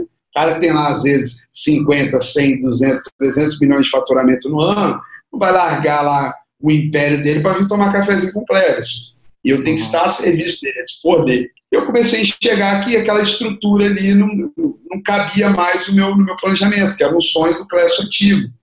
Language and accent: Portuguese; Serra, Espírito Santo, Brazil; sou da Serra, que é do lado de Vitória, que é da capital